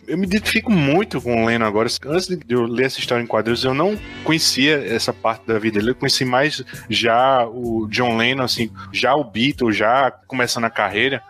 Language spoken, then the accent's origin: Portuguese; Campina Grande, Paraíba, Brazil; Eu sou de Campina Grande, na Paraíba